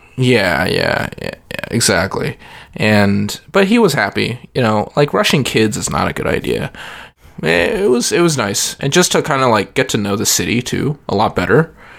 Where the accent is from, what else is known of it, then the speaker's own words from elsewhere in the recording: San Antonio, Texas, United States; moved away; I grew up in San Antonio